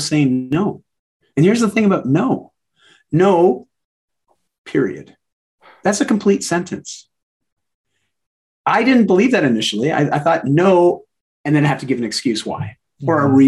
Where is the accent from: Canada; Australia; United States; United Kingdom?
Canada; I'm Canadian